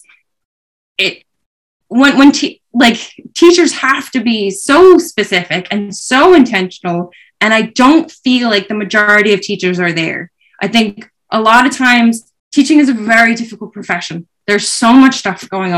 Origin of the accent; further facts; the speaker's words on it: New York, United States; moved away as an adult; now in Ireland; I'm from New York, like I'm a Yankees fan